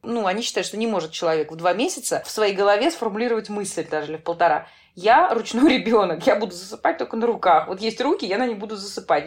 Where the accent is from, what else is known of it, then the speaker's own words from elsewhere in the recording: Saint Petersburg, Russia; moved away as an adult; now in Netherlands; я из Петербурга